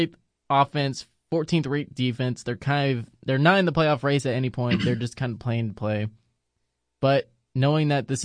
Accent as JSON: {"language": "English", "town": "Dallas", "region": "Texas", "country": "United States", "tie": "born or raised there", "said": "growing up in Dallas"}